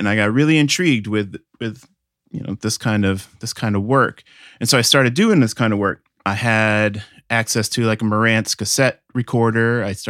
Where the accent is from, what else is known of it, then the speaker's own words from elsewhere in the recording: Milford, Connecticut, United States; now in Chicago, United States; I grew up in Milford, Connecticut in the States, which is a small town outside of New Haven.